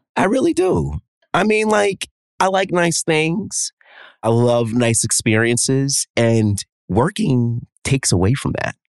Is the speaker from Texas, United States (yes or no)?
no; New York, United States; a native New Yorker, born and raised here